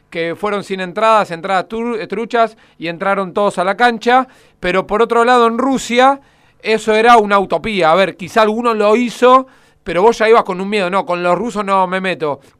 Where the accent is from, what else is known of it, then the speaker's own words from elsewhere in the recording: Argentina; A ver, vos conocés cómo somos los, argentinos y mucho más con la desesperación de entrar